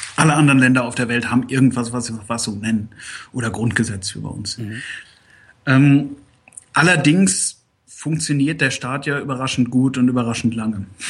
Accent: Germany; now in United Kingdom; als Deutscher

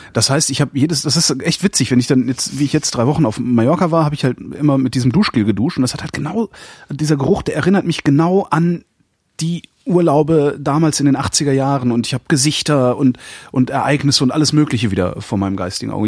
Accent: Cologne, North Rhine-Westphalia, Germany; ich lege gesteigerten Wert darauf, kein Berliner zu sein, ich bin Kölner

